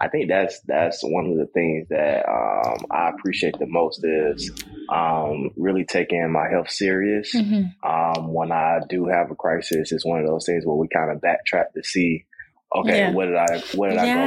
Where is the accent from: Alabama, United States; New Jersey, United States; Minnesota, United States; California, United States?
Alabama, United States; born or raised there; moved away as an adult